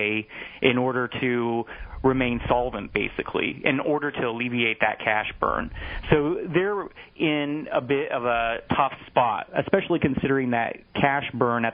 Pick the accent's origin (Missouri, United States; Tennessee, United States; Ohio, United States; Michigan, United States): Missouri, United States; North; now in New York City, United States; I'm from the Midwest, so I grew up in North Missouri.